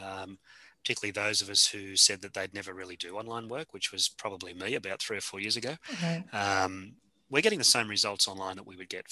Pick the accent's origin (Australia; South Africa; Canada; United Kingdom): Australia; accent: Australian; You know, we're speaking English at the moment, maybe Aussie English a little.